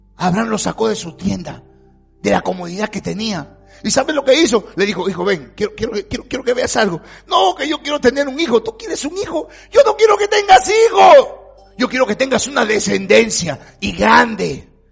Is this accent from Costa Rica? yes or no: no; Peru; yo soy peruano